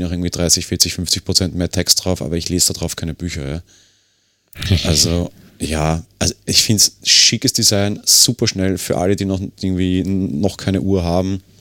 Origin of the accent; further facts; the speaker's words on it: Austria; Sie kann für mich hier als Österreicher nicht viel mehr